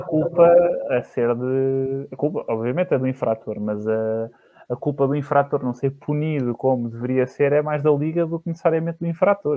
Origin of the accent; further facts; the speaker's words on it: Barreiro, Setúbal, Portugal; eu sou do Barreiro